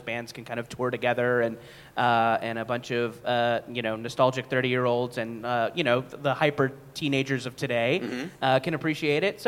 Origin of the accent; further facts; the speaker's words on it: Orange County, California, United States; now in Los Angeles, United States; I grew up in Orange County, about an hour south here of L.A.